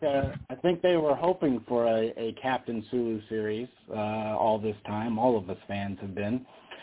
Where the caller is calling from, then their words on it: Las Vegas, Nevada, United States; from Vegas.